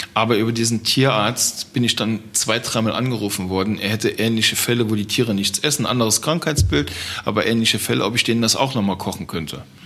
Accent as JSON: {"language": "German", "area": "Trier region", "region": "Rhineland-Palatinate", "country": "Germany", "said": "ich komme aus der Region von Trier, der ältesten Stadt Deutschlands"}